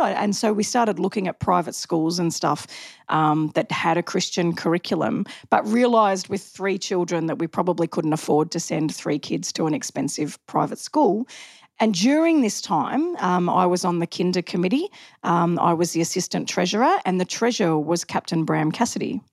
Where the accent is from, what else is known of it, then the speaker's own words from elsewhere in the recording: Macleod, Victoria, Australia; also born or lived in Mooroolbark; I was from McLeod.